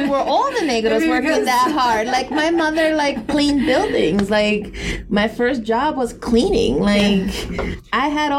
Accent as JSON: {"language": "English", "town": "New York City", "region": "New York", "country": "United States", "tie": "born or raised there", "also_born_or_lived": "Ponce, Puerto Rico", "said": "When I lived and I grew up in New York City in the Bronx, in a really poor neighborhood of immigrants, of Caribbeaners, of Mexicans, of Central Americans, right?"}